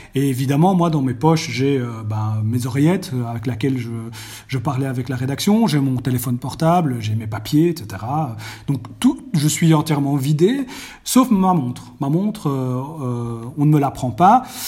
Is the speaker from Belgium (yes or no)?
yes; Belgium; chez nous en Belgique